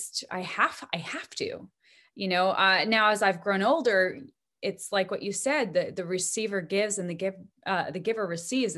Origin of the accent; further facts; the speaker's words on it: Bozeman, Montana, United States; Gibson guitars are made in my hometown of Bozeman, Montana